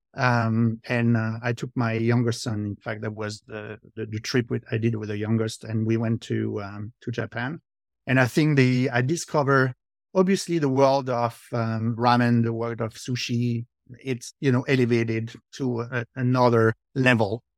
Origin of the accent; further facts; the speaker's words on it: France; accent: French; English is a second language; moved away as an adult; now in New Jersey, United States; born in, uh, France, uh, I lived there, um, until two thousand two.